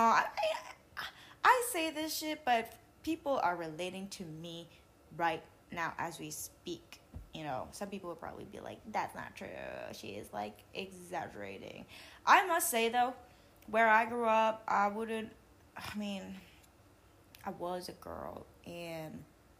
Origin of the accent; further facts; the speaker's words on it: Macau; moved away; I was born in Macau